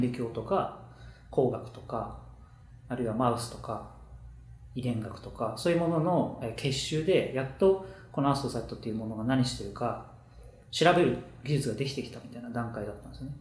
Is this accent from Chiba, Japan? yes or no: yes; Chiba, Japan; born or raised there; also born or lived in Kashima, Ibaraki